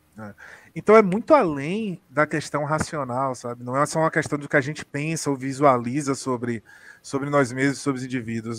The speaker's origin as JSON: {"language": "Portuguese", "town": "Salvador", "region": "Bahia", "country": "Brazil", "said": "eu sou de Salvador"}